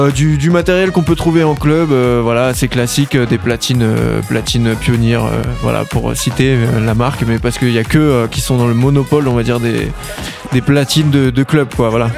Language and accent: French; Cergy, Île-de-France, France; je viens de sergy donc dans le 95, dans le Val d'Oise